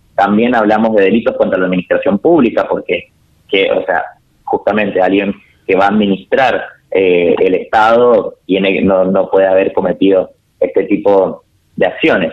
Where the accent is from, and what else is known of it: Argentina